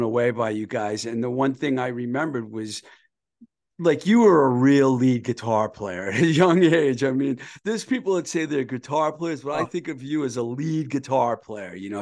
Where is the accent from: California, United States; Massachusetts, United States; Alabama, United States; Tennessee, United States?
Massachusetts, United States; Webster; I'm from Webster, so I know all those towns